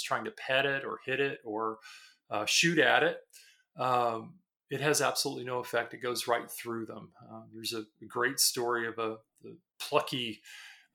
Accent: San Antonio, Texas, United States; moved away; also born or lived in American South; I was born originally, and I was born in San Antonio, Texas, and have been all over the South

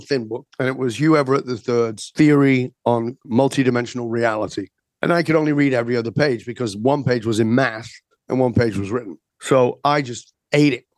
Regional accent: the north of England, United Kingdom; I was born in Northern England and very working class, industrial kind of place

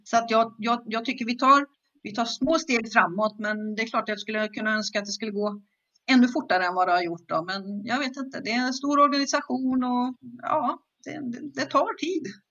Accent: Skövde, Västra Götaland, Sweden; jag är född och uppvuxen i Skövde i Västergötland

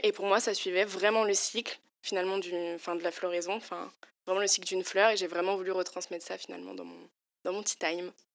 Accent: Lyon countryside, Auvergne-Rhône-Alpes, France; moved away as an adult; now in Paris, France; je, viens, je viens de Lyon, la campagne lyonnaise. Ça fait quelques années que j'habite sur Paris maintenant.

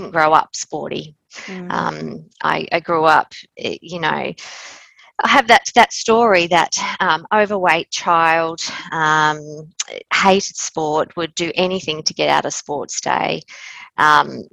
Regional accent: Queensland, Australia; moved away as an adult; now in Adelaide, Australia; I'm originally from Queensland

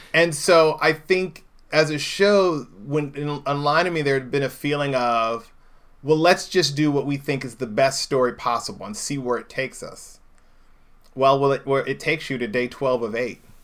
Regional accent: Indianapolis, Indiana, United States; moved away; I grew up in Indianapolis, Indiana

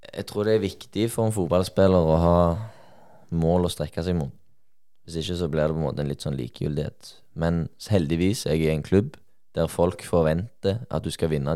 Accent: Sola, Rogaland, Norway; moved away as an adult; now in Molde, Norway; jeg er fra Sola, jeg holdt på å si Stavanger

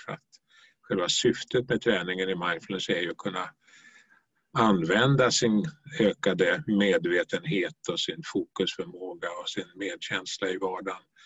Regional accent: Stockholm, Stockholm County, Sweden; moved away as an adult; also born or lived in Norrbotten; now in Skåne, Sweden; är född och uppvuxen i Stockholm

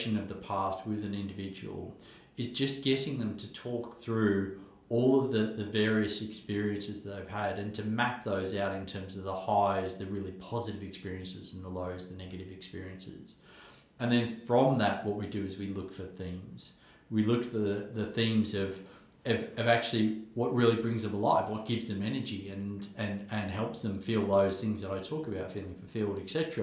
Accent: Australia; where I grew up in Australia

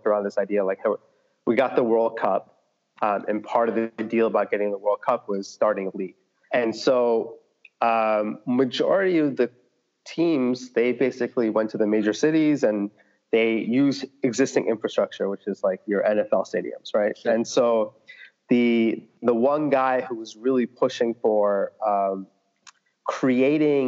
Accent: Flemington, New Jersey, United States; moved away as an adult; also born or lived in New York; now in Atlanta, United States; I grew up in Central Jersey, like right, town called Flemington.

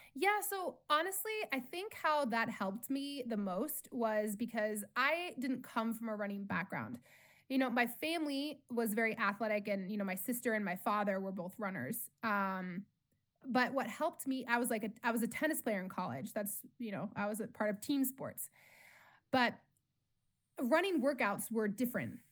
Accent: Colorado, United States; I grew up in Colorado

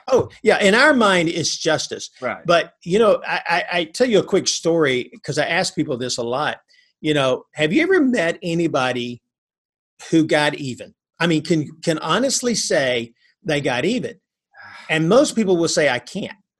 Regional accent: North Alabama, United States; I grew up in North Alabama.

